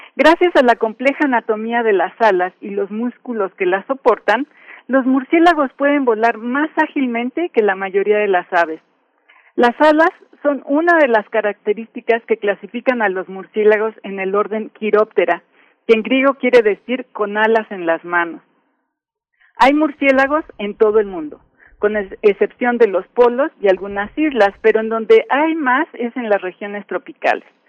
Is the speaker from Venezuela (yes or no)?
no; Mexico; como mexicanos